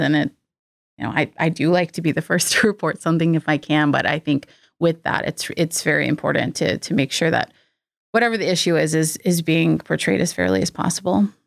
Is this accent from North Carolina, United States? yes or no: yes; North Carolina, United States; moved away as an adult; now in Nashville, United States; I was born and raised in North Carolina